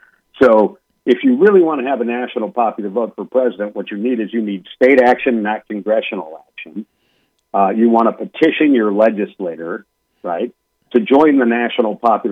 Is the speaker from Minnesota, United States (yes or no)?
yes; Minnesota, United States; My home state of Minnesota has it.